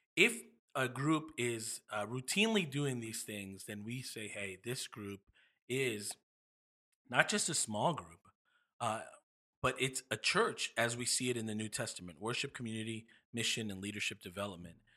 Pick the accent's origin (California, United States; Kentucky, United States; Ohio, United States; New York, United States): New York, United States; moved away; I'm from New York